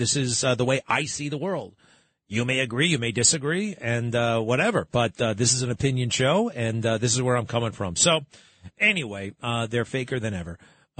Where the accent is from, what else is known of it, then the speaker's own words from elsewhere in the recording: Garden City, New York, United States; Garden City, my hometown